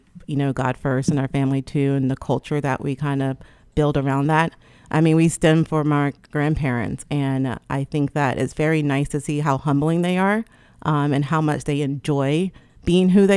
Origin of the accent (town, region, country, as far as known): Trenton, New Jersey, United States